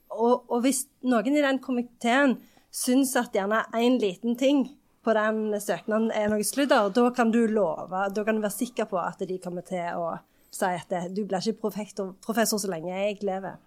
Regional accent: Sandnes, Rogaland, Norway; jeg kommer jo fra Sandnes, så der er det ikke så enormt mange professorer

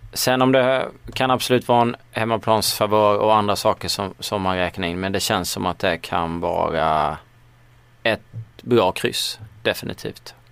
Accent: Småland, Sweden; accent: Småländska; jag sitter i alla fall med min småländska stämma

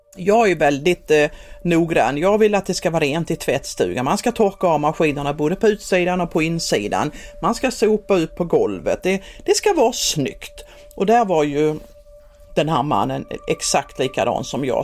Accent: Skåne, Sweden; moved away as an adult; also born or lived in Helsingborg; Jag kommer ju från Skåne som sagt och det hörs ju säkert

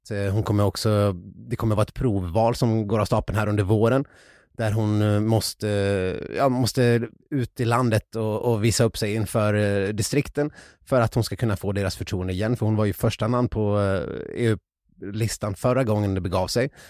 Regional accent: Ludvika, Dalarna County, Sweden; i Ludvika, där jag kommer ifrån

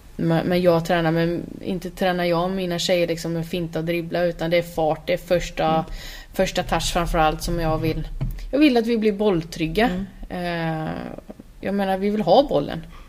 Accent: Borås, Västra Götaland, Sweden; Jag är ju från Borås

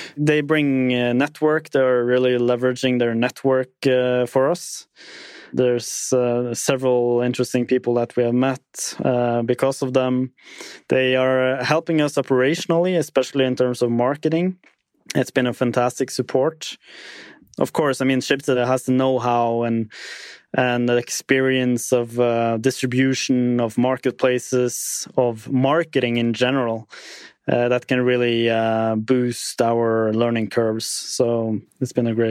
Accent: Tromsø, Troms, Norway; my hometown Tromsø

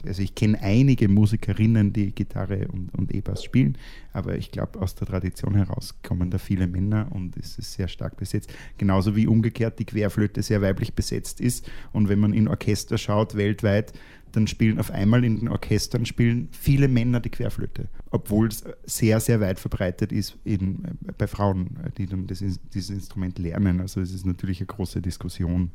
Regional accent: Austria; als Österreicher

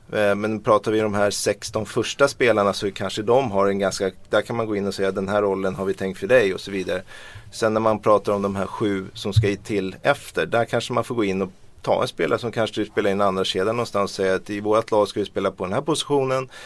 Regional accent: Sweden; vi svenskar

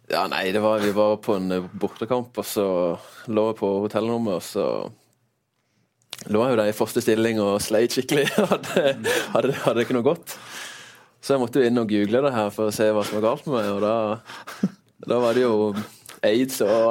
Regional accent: Northern Norway, Norway; Jeg er fra Nord-Norge, men uh, ikke same.

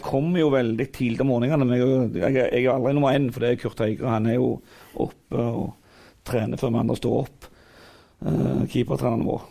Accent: Figgjo, Rogaland, Norway; jeg kommer jo fra Figgen der alt er frivillig

